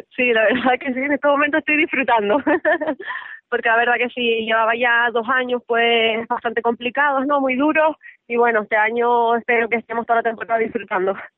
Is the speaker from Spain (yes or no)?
yes; Tenerife, Canary Islands, Spain; also born or lived in León